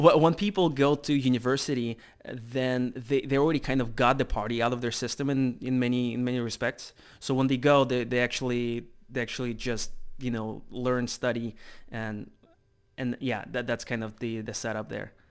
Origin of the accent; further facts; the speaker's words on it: Russia; moved away as an adult; also born or lived in United States; I'm originally from Russia